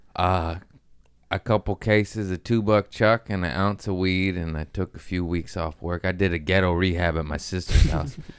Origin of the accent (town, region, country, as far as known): California, United States; born or raised there